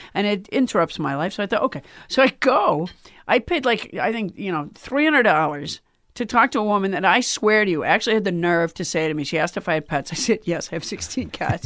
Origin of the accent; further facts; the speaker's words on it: Sudbury, Massachusetts, United States; also born or lived in Alabama; I was from Sudbury, Massachusetts